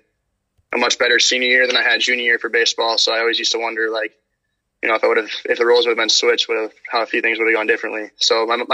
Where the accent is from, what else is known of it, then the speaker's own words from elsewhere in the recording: Iowa, United States; moved away as an adult; now in Massachusetts, United States; Growing up in Iowa and having family out on the East Coast